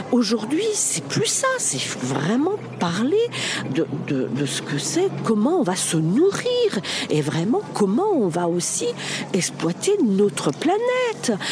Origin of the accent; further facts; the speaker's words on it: Germany; On est entré parce qu'on est allemand en fait, c'est pour ça.